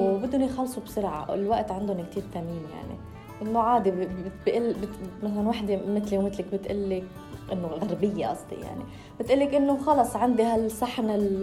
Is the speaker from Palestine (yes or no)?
no; Lebanon; أنا من لبنان